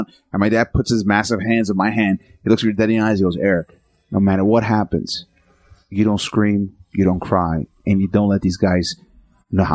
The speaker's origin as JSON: {"language": "English", "region": "New York", "country": "United States", "tie": "born or raised there", "said": "I grew up in New York"}